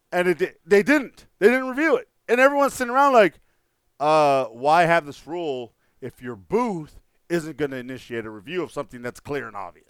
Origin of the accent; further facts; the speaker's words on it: El Paso, Texas, United States; moved away; my hometown of El Paso, Texas